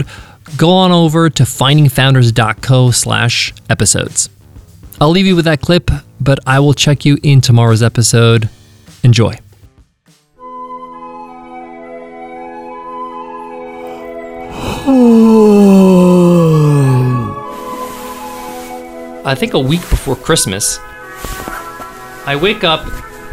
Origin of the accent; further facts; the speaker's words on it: Long Island, New York, United States; the American lifestyle, which I grew up in. That's I'm an American